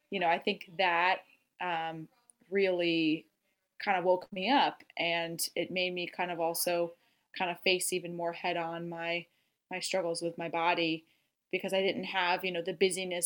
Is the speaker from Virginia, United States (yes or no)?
yes; Virginia, United States; moved away as an adult; now in New York City, United States; I'm originally from Virginia, where I grew up